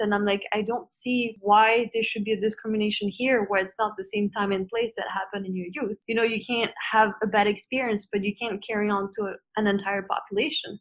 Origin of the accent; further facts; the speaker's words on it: Canada; it's not really something that we grew up with in Western culture, especially not in Canada